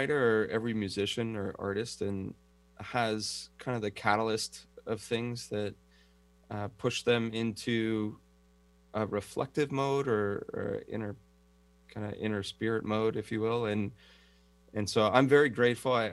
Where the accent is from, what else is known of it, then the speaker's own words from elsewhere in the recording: San Francisco Bay Area, California, United States; moved away as an adult; also born or lived in Los Angeles, California, United States; now in Kauai, United States; I was born and raised in the San Francisco Bay Area in California